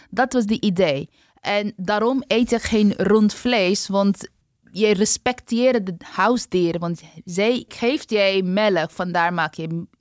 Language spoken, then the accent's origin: Dutch; West Bengal, India; now in Netherlands; Nee, ik ben van de hoogste kast. Ik kom uit Bengal, maar voor ons is onze groente.